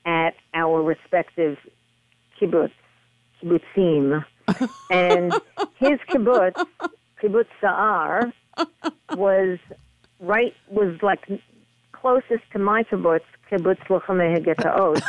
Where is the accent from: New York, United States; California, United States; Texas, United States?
New York, United States; New York City; I was from Little Neck, Queens, 25 miles away